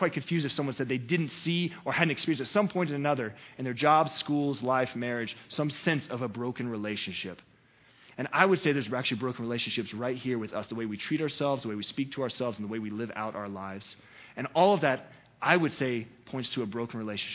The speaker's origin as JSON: {"language": "English", "region": "the South", "country": "United States", "said": "I'm from the South, right? Because it was never the word sin. It was sinna, right? We always put an A there on the end, sinna in your life. That's what we do in the South"}